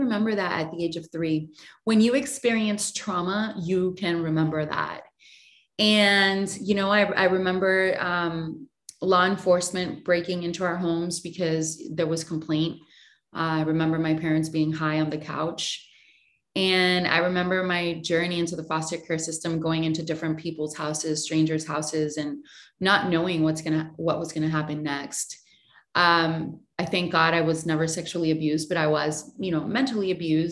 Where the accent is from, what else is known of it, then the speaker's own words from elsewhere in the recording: Puerto Rico; I was born and raised in Puerto Rico